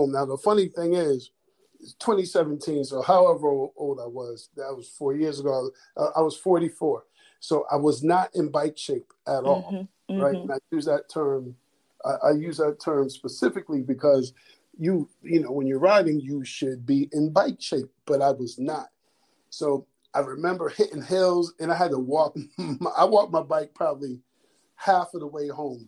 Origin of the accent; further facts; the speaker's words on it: Springfield, Massachusetts, United States; I grew up in Springfield, Mass.